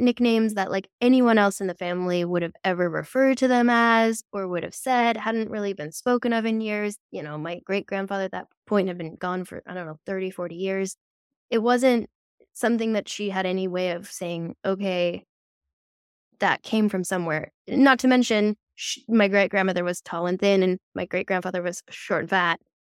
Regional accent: Netherlands; I grew up in the Netherlands, um, which is very practical culture

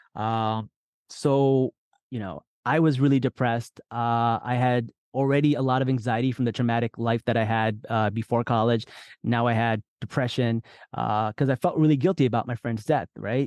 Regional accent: New Jersey, United States; born or raised there; also born or lived in Lahore, Pakistan

